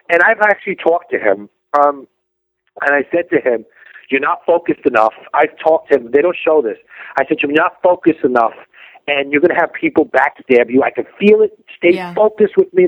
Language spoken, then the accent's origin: English; New York, United States; New York people are not weak. We're not.